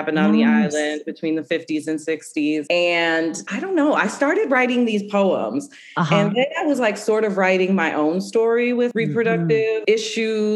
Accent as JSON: {"language": "English", "town": "Lorain", "region": "Ohio", "country": "United States", "tie": "born or raised there", "said": "I was raised in South Lorraine, which if you're not familiar, is a very tight-knit Puerto Rican community."}